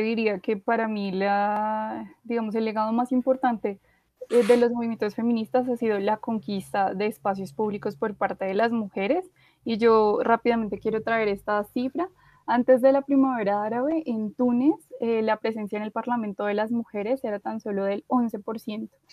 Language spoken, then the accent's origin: Spanish; Colombia; acá las cuatro somos colombianas